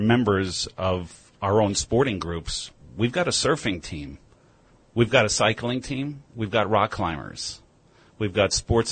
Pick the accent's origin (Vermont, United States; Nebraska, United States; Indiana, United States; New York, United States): New York, United States; Rockland County; I'm from Rockland County